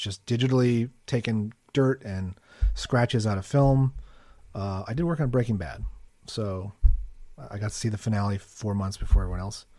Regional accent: San Diego, California, United States; moved away as an adult; also born or lived in Chicago; now in Los Angeles, United States; I'm from San Diego

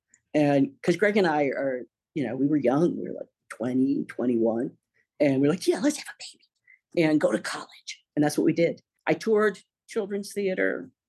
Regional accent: Ohio, United States; born there; also born or lived in Philippines / Germany / Nebraska / New Jersey; I was born in Ohio. I'm an Army brat. The Philippines, Germany, Nebraska, New Jersey. And then I finally landed in Virginia when I was 11.

